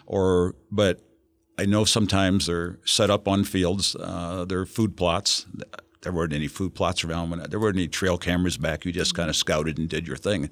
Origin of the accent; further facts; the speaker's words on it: Ohio, United States; I grew up in Ohio, and uh, back in 1940